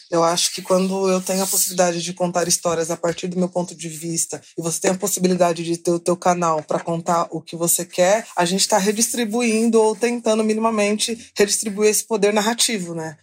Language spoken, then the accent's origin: Portuguese; São Paulo, Brazil; eu sou da periferia de São Paulo